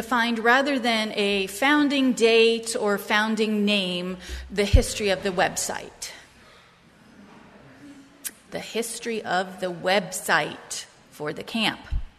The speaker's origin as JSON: {"language": "English", "town": "Portsmouth", "region": "New Hampshire", "country": "United States", "tie": "born there", "said": "maybe because I was born in Portsmouth, New Hampshire, just off the coast"}